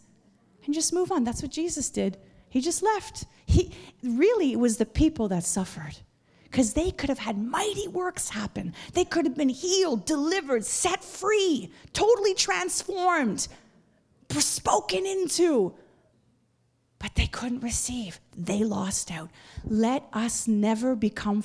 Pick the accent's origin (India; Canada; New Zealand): Canada; Montreal, Quebec; moved away; like at my own hometown. Montreal is where I'm from